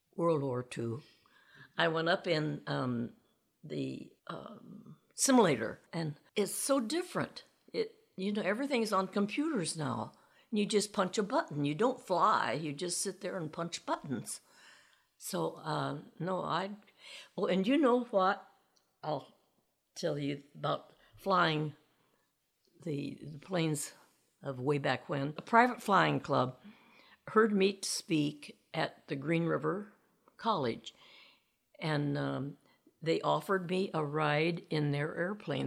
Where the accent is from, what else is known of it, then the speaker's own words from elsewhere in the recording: Indiana, United States; In Indiana, on a farm way out in the country.